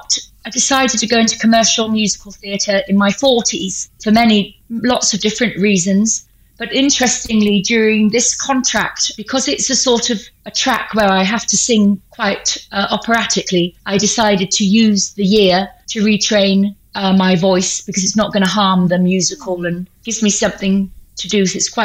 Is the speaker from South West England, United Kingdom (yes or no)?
yes; Thornbury, South West England, United Kingdom; now in Bristol, United Kingdom; But I live in Bristol now, but I was brought up in Thornbury.